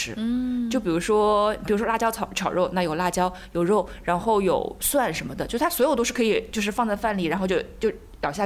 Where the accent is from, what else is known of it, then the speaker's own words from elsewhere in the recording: Jiangnan, China; 小的时候就在江南也吃挺多的